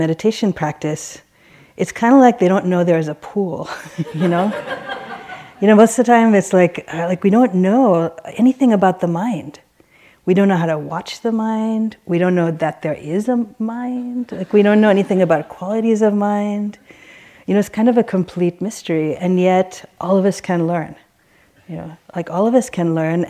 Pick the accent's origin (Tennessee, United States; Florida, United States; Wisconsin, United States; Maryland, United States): Maryland, United States; Baltimore; I grew up in Baltimore. And my family were immigrants from Sri Lanka